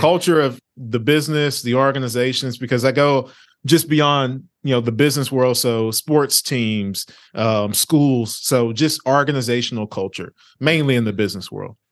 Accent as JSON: {"language": "English", "town": "Orange", "region": "Texas", "country": "United States", "tie": "born or raised there", "also_born_or_lived": "Lake Charles, Louisiana / Vinton, Louisiana", "said": "born in Louisiana, raised in a small town in East Texas by the name of Orange, Texas"}